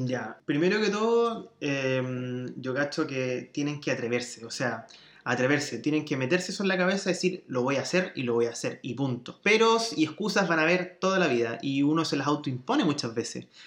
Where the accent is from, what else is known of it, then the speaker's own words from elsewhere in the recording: Chile; moved away as an adult; also born or lived in Spain / Germany; vengo de Chile